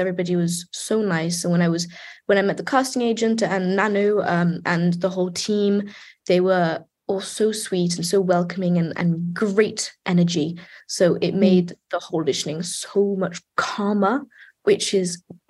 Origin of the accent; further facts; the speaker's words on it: United Kingdom; I'm British